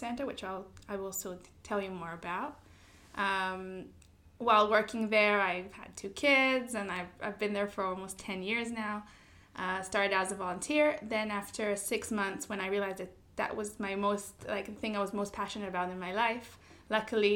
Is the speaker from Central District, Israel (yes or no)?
yes; Beit Gamliel, Central District, Israel; now in Jerusalem, Israel; I grew up in a moshav called Bet Gamliel in Israel